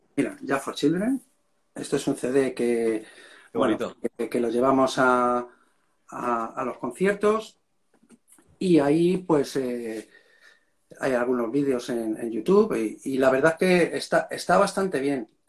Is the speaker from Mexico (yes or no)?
no; Madrid, Community of Madrid, Spain; yo soy de Vallecas, tío, ¿sabes? Y, entonces allí Vallecas, en la época que a mí me tocó vivir, era un barrio chungo